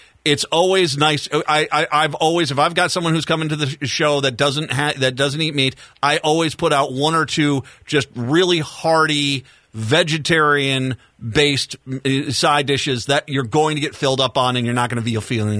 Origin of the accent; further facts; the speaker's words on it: Rhode Island, United States; I got a little bit of that Italian influence in me when I grew up in Rhode Island.